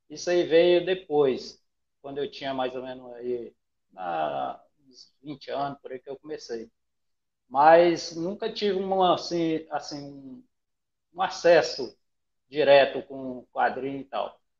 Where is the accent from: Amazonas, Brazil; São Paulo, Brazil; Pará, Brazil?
Pará, Brazil; Rondon do Pará; also born or lived in Bahia; E aí eu, eu sou um baiano, né, nasci na Bahia, vim para cá é, com três meses de nascido, e estou aqui